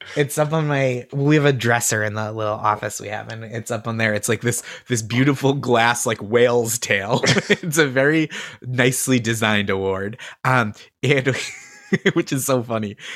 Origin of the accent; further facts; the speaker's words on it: Stoneham, Massachusetts, United States; moved away as an adult; also born or lived in Boston; now in New York, United States; I have hometown pride, like, I wanna represent well for my hometown